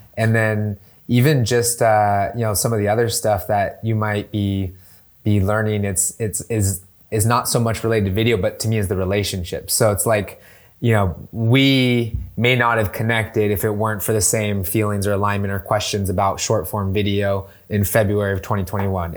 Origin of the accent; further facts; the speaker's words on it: San Diego, California, United States; moved away as an adult; also born or lived in Bay Area, California; now in San Diego, United States; I'm originally from San Diego